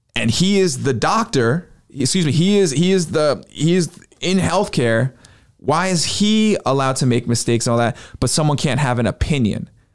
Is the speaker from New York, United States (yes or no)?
yes; New York, United States; moved away; my hometown